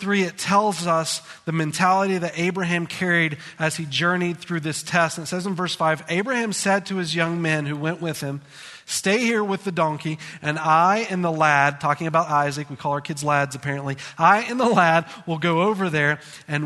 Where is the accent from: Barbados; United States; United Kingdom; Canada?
United States; As American people